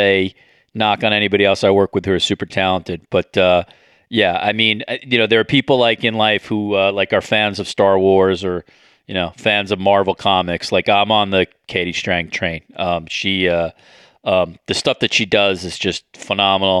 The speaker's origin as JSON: {"language": "English", "country": "United States", "moved": "as an adult", "lives_now": "Toronto, Canada", "said": "I'm an American living in Toronto"}